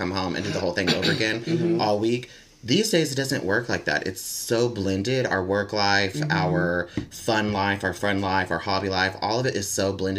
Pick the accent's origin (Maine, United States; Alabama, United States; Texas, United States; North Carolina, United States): Texas, United States; I remember growing up in Texas in the South